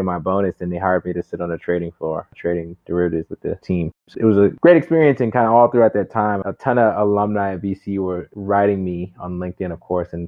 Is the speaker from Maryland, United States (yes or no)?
no; Rochester, New York, United States; also born or lived in San Francisco; now in Los Angeles, United States; I'm from Rochester, New York, which is upstate. Not cool at all. It's not the cool part of New York. No good stories. It is like a tech hub, though. I figured out when I was growing up, like Kodak was there